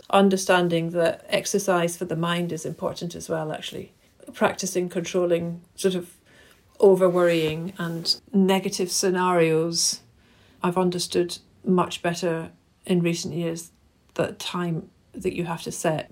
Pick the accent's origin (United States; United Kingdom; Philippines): United Kingdom; Glasgow, Scotland; moved away; I grew up in Glasgow and my parents used to take me to the Kelvin Grove Art Gallery Museum pretty much every weekend